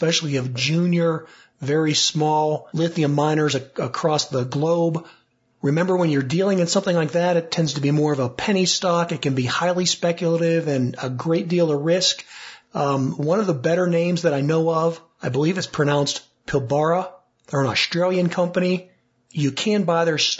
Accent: Monroeville, Pennsylvania, United States; I grew up in the Pittsburgh suburb called Monroeville

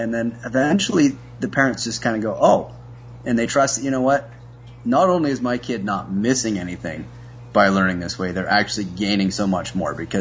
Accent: Canada; I'm a Canadian

